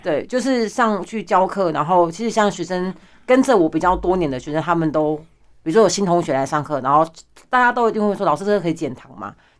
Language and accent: Chinese; Pingtung County, Taiwan; moved away as an adult; now in Taoyuan, Taiwan; 我来自屏东，但是我现在住在桃园